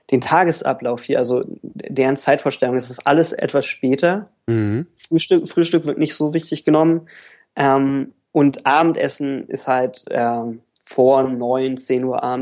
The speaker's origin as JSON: {"language": "German", "region": "Berlin", "country": "Germany", "said": "ich ich, ich komme ursprünglich auch aus Berlin."}